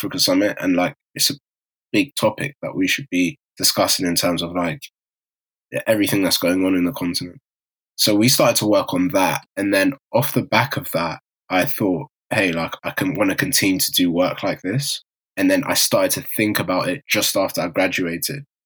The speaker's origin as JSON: {"language": "English", "town": "Harrow", "region": "London", "country": "United Kingdom", "said": "I'm from Harrow too"}